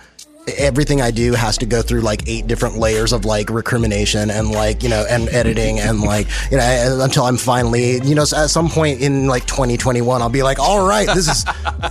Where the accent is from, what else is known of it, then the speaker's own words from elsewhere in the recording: El Paso, Texas, United States; I'm originally from Texas. I'm actually going back there tomorrow.